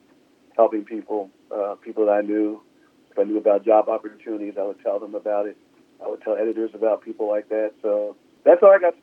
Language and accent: English; Philadelphia, Pennsylvania, United States; I grew up in Philadelphia, Pennsylvania.